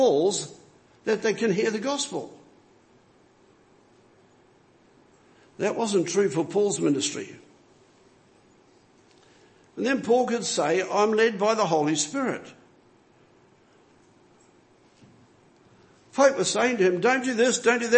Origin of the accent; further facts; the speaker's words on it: New Zealand; moved away; I'm a foreigner here. I'm a Kiwi. I was born in another land